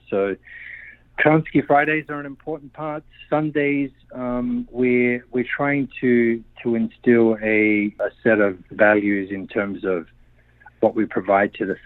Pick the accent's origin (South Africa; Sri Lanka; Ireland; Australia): Australia; Adelaide, South Australia; born there; moved away as an adult; Okay, I'm 57. I was born in Adelaide and um, to Slovenian parents and the Slovenian club community church was really a, a, a, very important part of my upbringing.